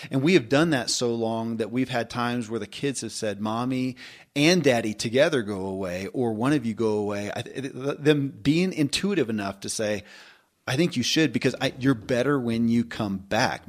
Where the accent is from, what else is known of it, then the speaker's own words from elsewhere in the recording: Kentucky, United States; I grew up in Kentucky